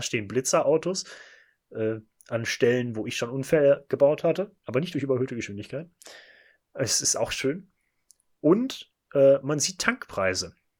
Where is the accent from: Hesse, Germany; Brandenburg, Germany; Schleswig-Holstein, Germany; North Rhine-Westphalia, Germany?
North Rhine-Westphalia, Germany; Bochum; Wir kommen beide aus Bochum